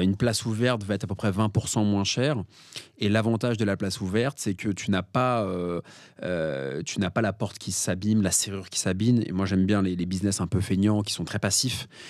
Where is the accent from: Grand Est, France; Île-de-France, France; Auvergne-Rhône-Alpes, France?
Île-de-France, France; Paris; je suis parisien